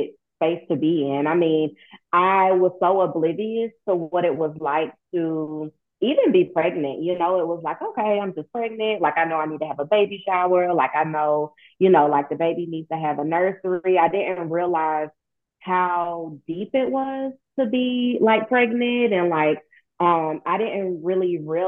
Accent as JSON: {"language": "English", "town": "Statesboro", "region": "Georgia", "country": "United States", "moved": "yes", "lives_now": "Savannah, United States", "said": "I am originally from Statesboro, Georgia"}